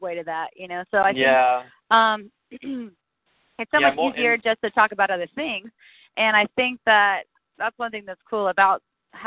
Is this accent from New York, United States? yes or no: no; Eustis, Florida, United States; we started in a small town called Eustis in Central Florida, a very centralized, localized rural town